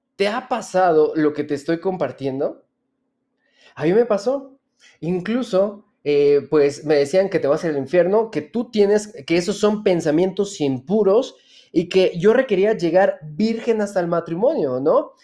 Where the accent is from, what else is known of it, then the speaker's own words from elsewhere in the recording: Hidalgo, Mexico; yo nací en Hidalgo?